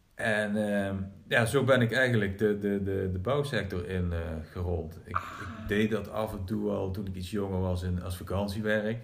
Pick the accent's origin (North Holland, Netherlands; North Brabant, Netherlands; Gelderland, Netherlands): Gelderland, Netherlands; Groesbeek; Ik kom uit Groesbeek namelijk, geboren en getogen